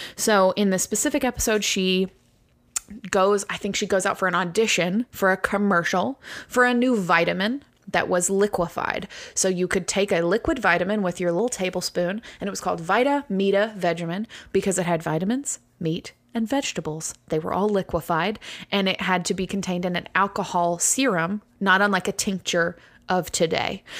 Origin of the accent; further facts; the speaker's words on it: United States; first language English; I am from America, and so English is my first language.